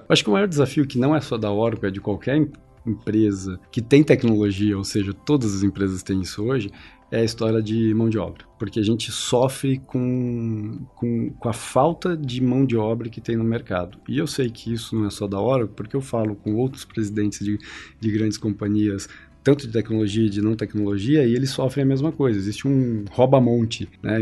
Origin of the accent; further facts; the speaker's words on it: Curitiba, Paraná, Brazil; eu nasci em Curitiba